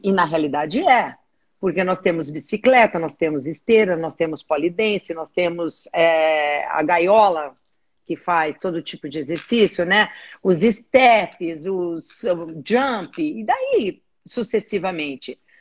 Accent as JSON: {"language": "Portuguese", "country": "Brazil", "said": "eu sou do Brasil, estou aqui"}